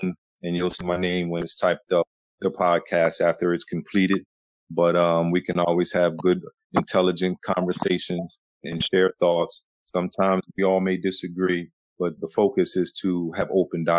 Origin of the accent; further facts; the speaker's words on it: Trenton, New Jersey, United States; I come from Trenton, New Jersey.